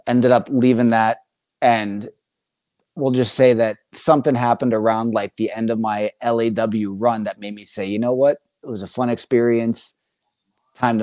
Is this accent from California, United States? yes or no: no; Bloomsburg, Pennsylvania, United States; moved away; I'm originally from Bloomsburg, Pennsylvania. So another small town area.